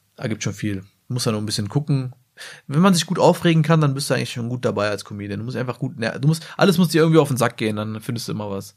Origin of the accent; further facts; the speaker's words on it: Salzgitter, Lower Saxony, Germany; ich komme zwar aus Salzgitter, aber ich komme halt aus dem tiefsten Dorf.